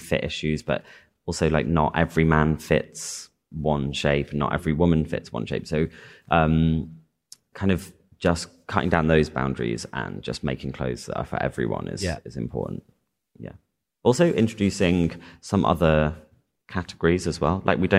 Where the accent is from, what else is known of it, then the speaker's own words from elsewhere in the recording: Chester, North West England, United Kingdom; I'm from Chester.